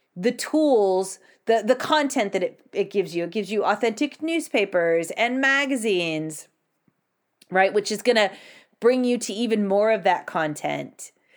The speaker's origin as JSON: {"language": "English", "country": "United States", "said": "I'm American"}